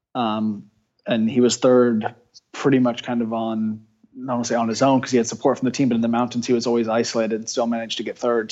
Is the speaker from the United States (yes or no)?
yes; United States; being an American